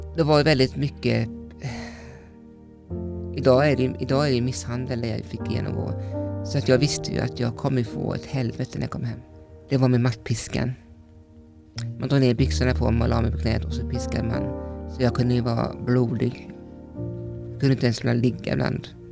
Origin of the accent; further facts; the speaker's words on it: Vetlanda, Jönköping County, Sweden; Jag kommer från Småland och jag är uppvuxen eh, med min pappa och mamma